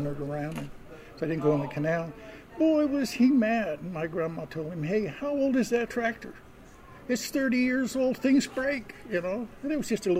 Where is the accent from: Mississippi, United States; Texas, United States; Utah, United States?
Utah, United States; moved away; I'm from Utah